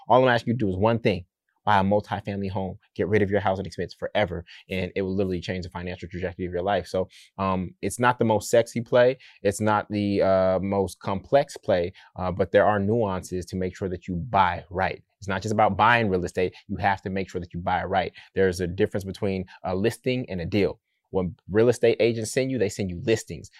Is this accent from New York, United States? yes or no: no; Oakland, California, United States; I'm from Oakland